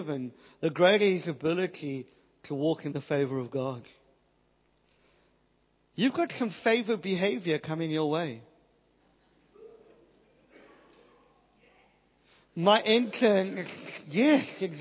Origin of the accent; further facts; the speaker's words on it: South Africa; I'm from South Africa. I didn't get a great education